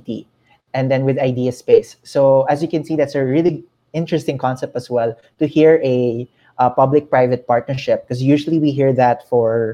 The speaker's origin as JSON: {"language": "English", "country": "Philippines", "said": "the Philippines, especially because we are the second largest population in the region"}